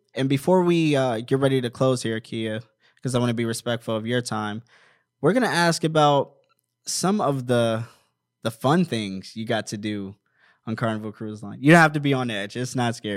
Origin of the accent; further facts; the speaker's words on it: Maryland, United States; also born or lived in Washington, D.C.; now in Apple Valley, United States; I'm originally from Washington, D C, and I grew up in Maryland